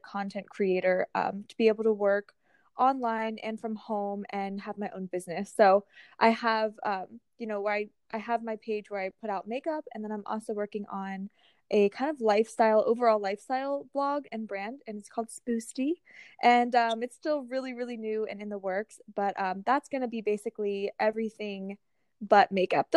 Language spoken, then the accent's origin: English; Northern Virginia, United States; now in Richmond, United States; I'm actually staying with my family right now in my hometown in Nova